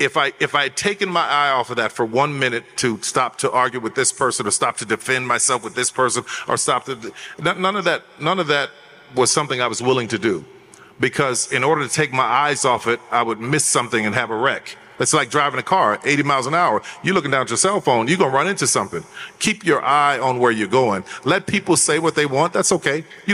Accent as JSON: {"language": "English", "town": "New Orleans", "region": "Louisiana", "country": "United States", "said": "I'm a guy from the Third Ward in New Orleans, and I can scrap with the best of them."}